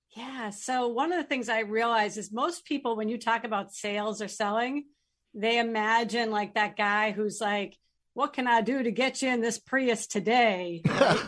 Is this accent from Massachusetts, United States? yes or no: yes; Chelmsford, Massachusetts, United States; moved away as an adult; now in New Hampshire, United States; I grew up in Chelmsford, Massachusetts, and live in New Hampshire now